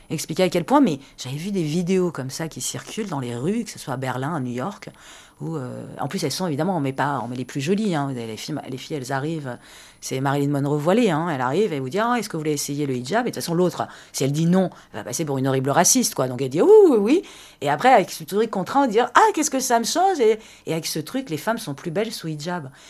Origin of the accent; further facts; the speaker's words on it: France; Et je considère qu'en France, en tant que Française, j'ai mes droits.